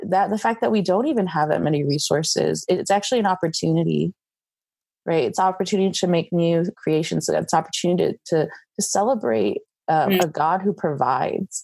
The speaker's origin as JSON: {"language": "English", "country": "United States", "tie": "born or raised there", "first_language": "English", "moved": "as an adult", "lives_now": "Taiwan", "said": "I grew up in America and English is my best language"}